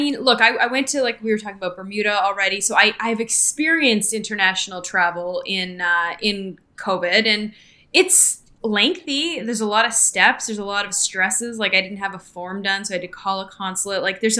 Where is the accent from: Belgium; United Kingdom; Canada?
Canada; now in United States